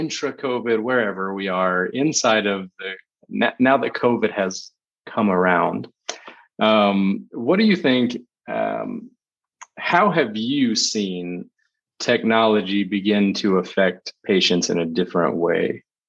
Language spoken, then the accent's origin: English; Texas, United States; born and raised in Texas. So it's like 40 degrees outside right now, and I'm really whiny about it.